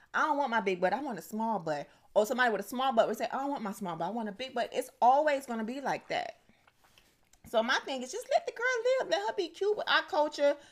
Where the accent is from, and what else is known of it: United States